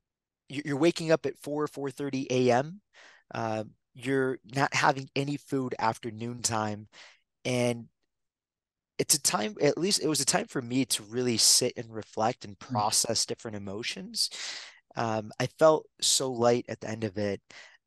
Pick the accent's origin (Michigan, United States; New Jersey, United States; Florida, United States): Michigan, United States; Detroit; born there; For me, I was born in Michigan, Detroit. My mom was 16 when she came to the country. My dad was 21.